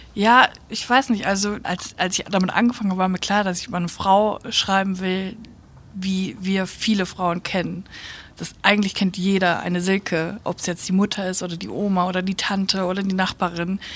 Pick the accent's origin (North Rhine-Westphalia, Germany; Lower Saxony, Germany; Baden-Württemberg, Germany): North Rhine-Westphalia, Germany; NRW ist irgendwie so meine Heimat